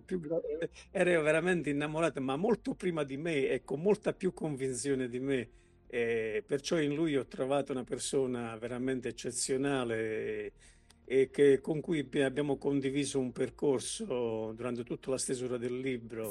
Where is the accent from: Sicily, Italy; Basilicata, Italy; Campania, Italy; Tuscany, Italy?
Basilicata, Italy; Potenza; io sono un potentino